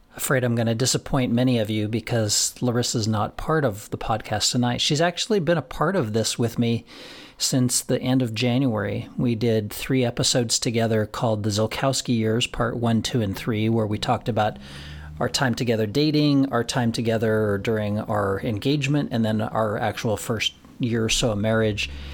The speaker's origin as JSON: {"language": "English", "town": "Florence", "region": "Colorado", "country": "United States", "tie": "born or raised there", "said": "in my hometown of Florence, Colorado"}